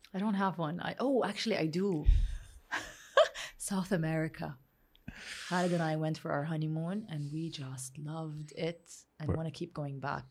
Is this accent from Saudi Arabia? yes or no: yes; Saudi Arabia; growing up in Saudi Arabia